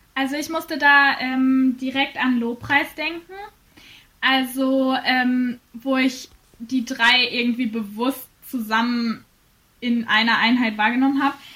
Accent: Bielefeld, North Rhine-Westphalia, Germany; moved away as an adult; now in Fulda, Germany; in Bielefeld bin, in meiner Heimat

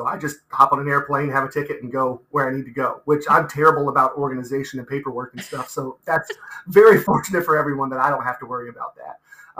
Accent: Meigs County, Ohio, United States; also born or lived in Athens, Ohio; I grew up in Meigs County. I graduated from Meigs High School back in 2002.

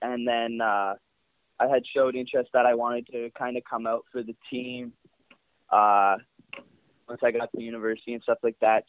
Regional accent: Canada; as a Canadian kid growing up

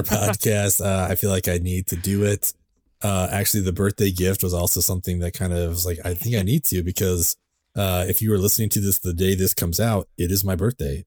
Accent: California, United States; also born or lived in San Francisco; I grew up in California, uh, and every other weekend I would spend with my dad in San Francisco

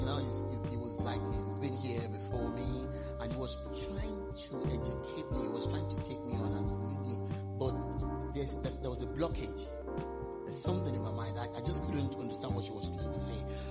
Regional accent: Nigeria; moved away as an adult; now in United Kingdom; while I was growing up in Nigeria.

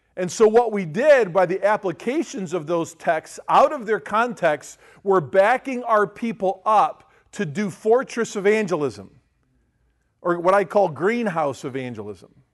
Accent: United States; we grew up in Amish town

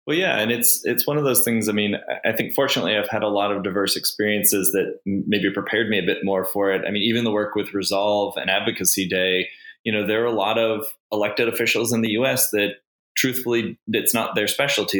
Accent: United States; now in Cayman Islands; an American fertility specialist

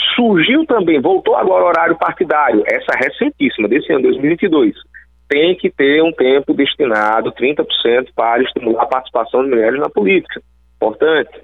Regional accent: Alagoas, Brazil; also born or lived in Rio Grande do Norte; Apesar de ser alagoano, eu nasci no Rio Grande do Norte.

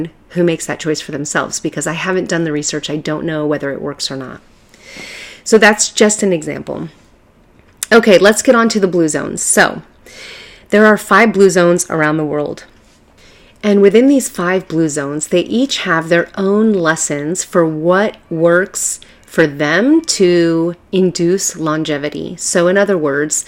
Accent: Southern California, United States; I'm from Southern California, and let me tell you, it is a huge metropolis.

